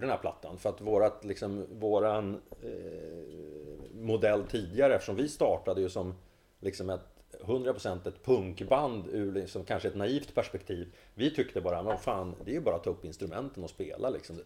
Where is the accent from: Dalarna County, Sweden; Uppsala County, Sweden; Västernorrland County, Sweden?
Västernorrland County, Sweden; Sundsvall; now in Stockholm, Sweden; jag flydde från Sundsvall